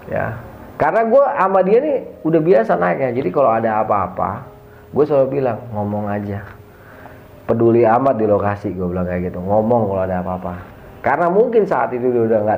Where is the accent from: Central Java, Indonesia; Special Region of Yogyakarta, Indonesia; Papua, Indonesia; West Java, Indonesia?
West Java, Indonesia; Bandung; Gue bilang sama, gue juga dari Bandung.